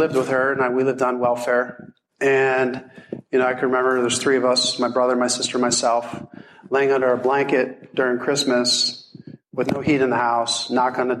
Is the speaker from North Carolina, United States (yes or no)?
no; Hershey, Pennsylvania, United States; moved away as an adult; also born or lived in Deep Creek, Maryland; I was actually from Hershey, and I moved out here because I was chasing a girl